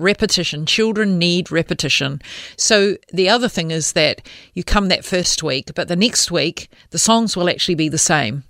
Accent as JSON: {"language": "English", "country": "New Zealand", "moved": "as an adult", "lives_now": "Australia", "said": "I am a New Zealander"}